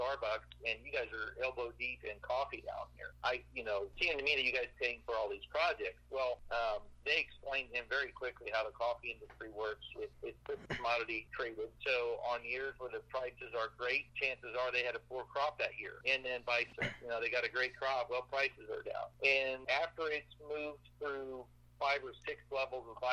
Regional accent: Iowa, United States; moved away; I grew up in Iowa

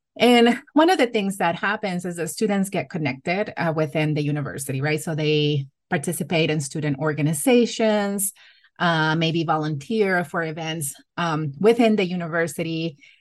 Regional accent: Matamoros, Tamaulipas, Mexico; English is a second language; moved away as an adult; also born or lived in El Salvador / California; now in Ohio, United States; So I did grow up in Matamoros, Mexico. My family is, um, fr, originally from El Salvador.

